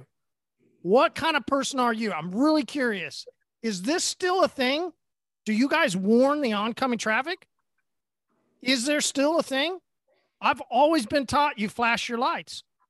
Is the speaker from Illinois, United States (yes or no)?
no; Oklahoma, United States; I'm from Oklahoma